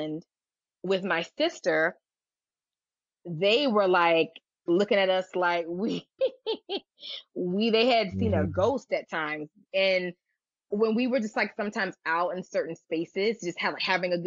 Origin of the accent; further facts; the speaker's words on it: United States; I sometimes don't tell people I'm American. I'll tell them in a heartbeat I'm Nigerian